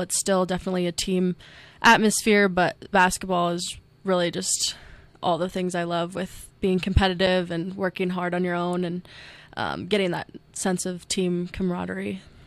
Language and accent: English; Ames, Iowa, United States; now in Rapid City, United States; I grew up in Ames, Iowa, um, with my parents and two older brothers